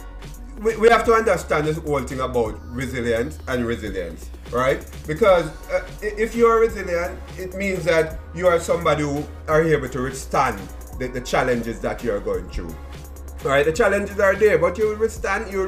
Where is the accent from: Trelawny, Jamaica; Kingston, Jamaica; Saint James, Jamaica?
Kingston, Jamaica; moved away; growing up in Waterhouse, Seaview Gardens, right? Denham Town